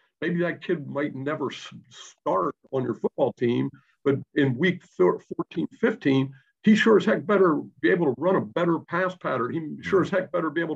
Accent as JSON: {"language": "English", "town": "Pittsburgh", "region": "Pennsylvania", "country": "United States", "moved": "yes", "said": "I'm originally from Pittsburgh, Pennsylvania."}